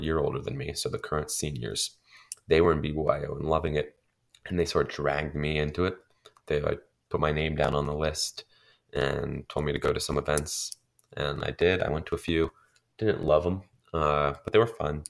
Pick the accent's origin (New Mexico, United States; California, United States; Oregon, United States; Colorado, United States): Colorado, United States; Denver; I'm a junior from Denver, Colorado, which is in the Rocky Mountain region